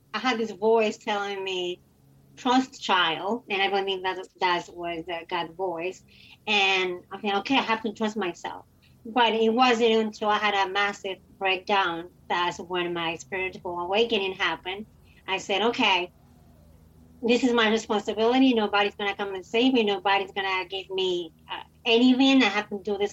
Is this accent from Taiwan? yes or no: no; Dominican Republic; I was born and raised in the Dominican Republic.